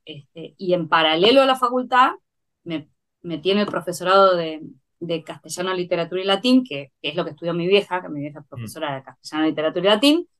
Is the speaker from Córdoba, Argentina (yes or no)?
no; Buenos Aires, Argentina; nací en Capital Federal